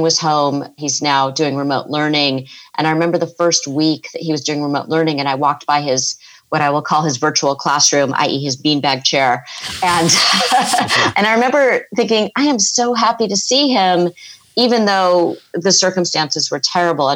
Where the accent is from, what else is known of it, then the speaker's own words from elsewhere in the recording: California, United States; also born or lived in East Coast; I'm from California